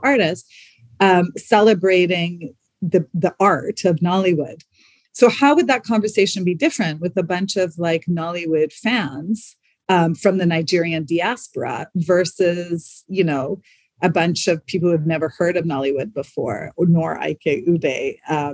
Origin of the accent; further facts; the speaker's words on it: Canada; moved away as an adult; also born or lived in South Africa / Spain / France; coming from South Africa, growing up in Canada